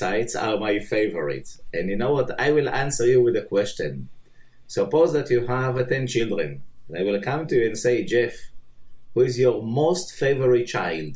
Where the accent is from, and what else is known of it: Haifa, Haifa District, Israel; born or raised there